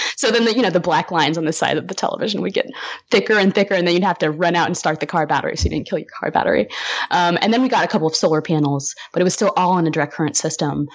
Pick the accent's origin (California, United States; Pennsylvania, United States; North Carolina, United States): California, United States; Humboldt County, Northern; born or raised there